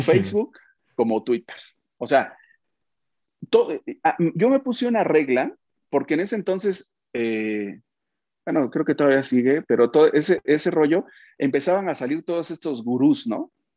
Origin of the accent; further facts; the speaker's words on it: Oaxaca, Mexico; also born or lived in Mexico City; now in Puebla, Mexico; nací en Oaxaca, me fui a México, luego me vine a Puebla, sigo en Puebla ahora